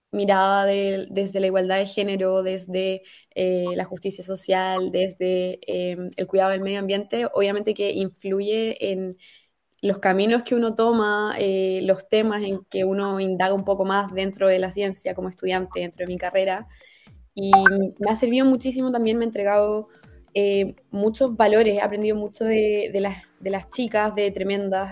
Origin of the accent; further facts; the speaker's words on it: Santiago, Santiago Metropolitan, Chile; de Santiago, pero mm, ahí tengo un par de familiares en Iquique